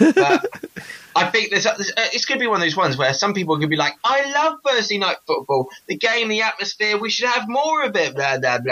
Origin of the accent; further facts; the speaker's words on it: United Kingdom